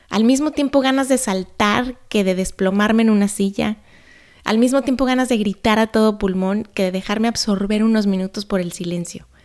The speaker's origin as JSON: {"language": "Spanish", "town": "Guadalajara", "region": "Jalisco", "country": "Mexico", "tie": "born there", "said": "Quizá no lo sabes, pero yo nací en Guadalajara. En esa ciudad vivieron hace muchos años mis abuelos maternos."}